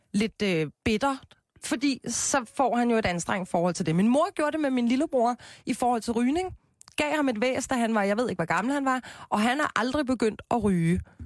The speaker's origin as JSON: {"language": "Danish", "town": "Copenhagen", "region": "Capital Region of Denmark", "country": "Denmark", "said": "jeg er jo fra Christianshavn"}